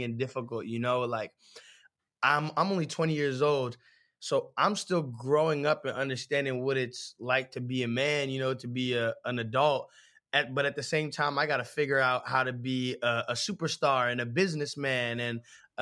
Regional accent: San Francisco, California, United States; growing up in San Francisco

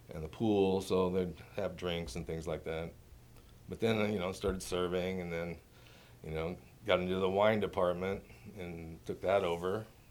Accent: Ashland, Oregon, United States; also born or lived in Lynwood, California; From Ashland, yeah, I grew up there, went through the school system

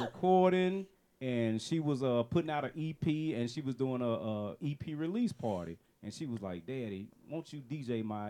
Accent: Gaston, Alabama, United States; moved away as an adult; also born or lived in Atlanta, Georgia; I'm originally from Gaston, Alabama. Right, Alabama.

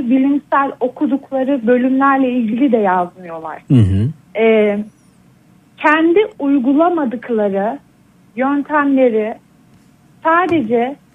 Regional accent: Ankara, Turkey

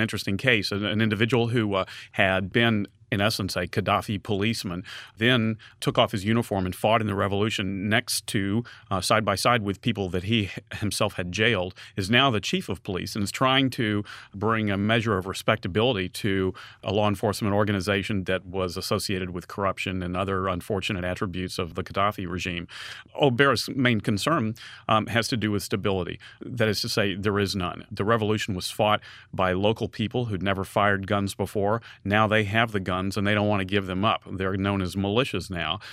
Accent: United States; when I would say with some hesitation, um, "The United States,"

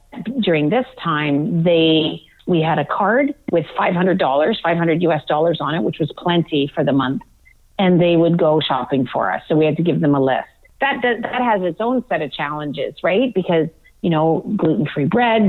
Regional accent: Manitoba, Canada; a town that I grew up in Manitoba

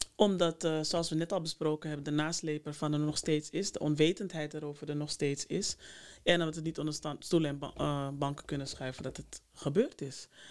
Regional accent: Amsterdam, North Holland, Netherlands; Ik ben daar ook geboren. Nou. En opgegroeid, dus hier

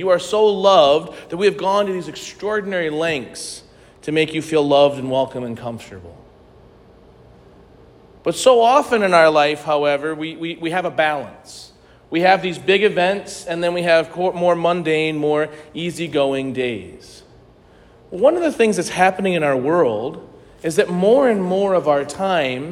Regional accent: St. Louis, Missouri, United States; I grew up in St. Louis

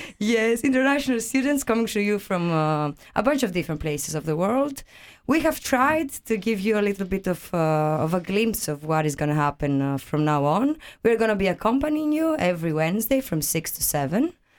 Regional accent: Greece; moved away as an adult; now in Aarhus, Denmark; I come from Greece

